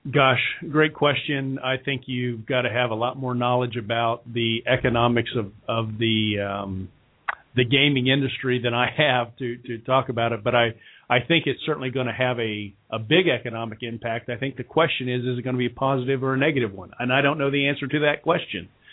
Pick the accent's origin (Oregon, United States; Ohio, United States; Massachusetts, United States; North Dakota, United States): Ohio, United States; Kettering; moved away as an adult; now in Cincinnati, United States; where I grew up in Kettering, Ohio.